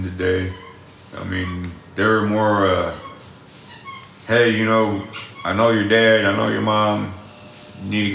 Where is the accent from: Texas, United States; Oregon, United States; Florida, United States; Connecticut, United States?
Texas, United States; Austin; I grew up in the east side of Austin